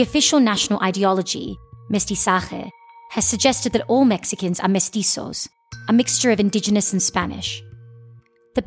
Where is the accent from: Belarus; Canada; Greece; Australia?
Australia; I'm from Australia